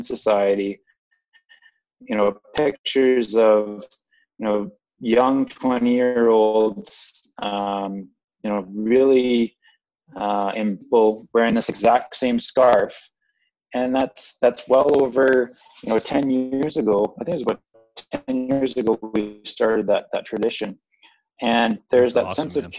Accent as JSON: {"language": "English", "town": "Calgary", "region": "Alberta", "country": "Canada", "said": "we're from Calgary"}